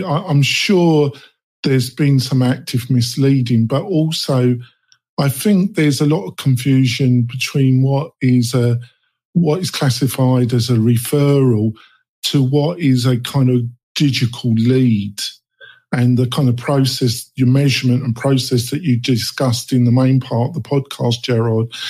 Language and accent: English; England, United Kingdom; now in Nevada, United States; I am not a native Nevadian. Um, I come from England